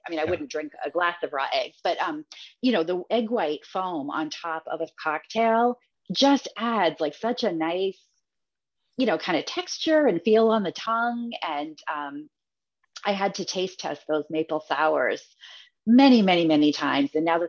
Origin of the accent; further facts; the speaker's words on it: Massachusetts, United States; And growing up in Massachusetts, my grandmother always had it.